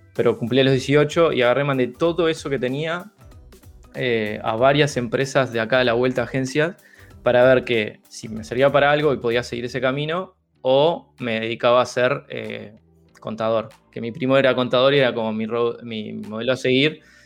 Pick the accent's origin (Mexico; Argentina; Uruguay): Uruguay; moved away as an adult